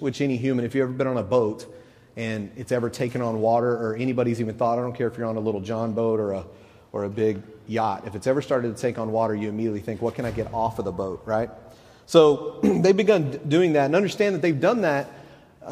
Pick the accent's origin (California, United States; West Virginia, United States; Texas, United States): Texas, United States; moved away as an adult; now in Knoxville, United States; When we moved to Knoxville, we're from Texas, and we've only been here a couple months